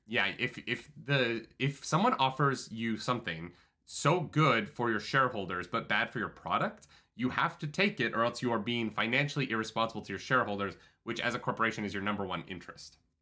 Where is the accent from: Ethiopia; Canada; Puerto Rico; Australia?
Canada; Calgary, Alberta; moved away; my hometown